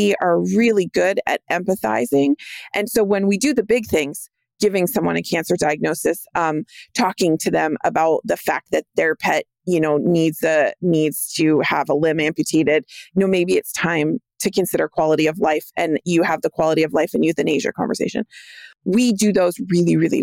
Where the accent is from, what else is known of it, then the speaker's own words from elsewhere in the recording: California, United States; I grew up in California.